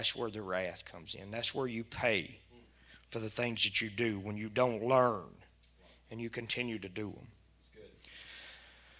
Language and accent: English; South Louisiana, United States; now in Doyline, United States; I'm from Doyleene. I'm originally from South Louisiana.